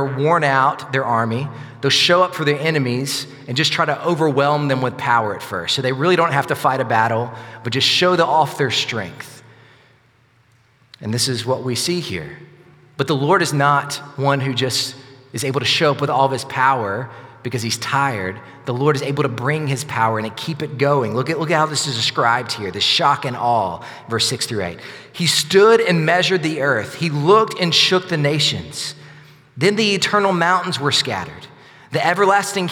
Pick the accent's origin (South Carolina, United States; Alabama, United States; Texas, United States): Alabama, United States; Sylacauga; also born or lived in Northport, Alabama; I grew up in Sylacauga, but after I graduated high school, my parents moved to Northport